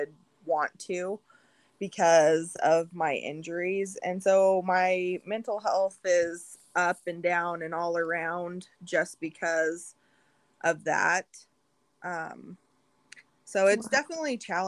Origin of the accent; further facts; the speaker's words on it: Western Colorado, United States; I live in Western Colorado or grew up in Western Colorado.